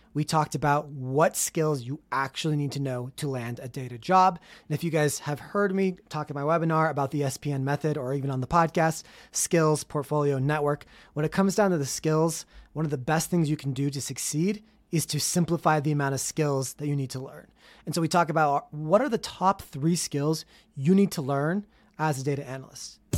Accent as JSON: {"language": "English", "town": "Salt Lake City", "region": "Utah", "country": "United States", "tie": "born or raised there", "said": "my hometown of Salt Lake City, Utah"}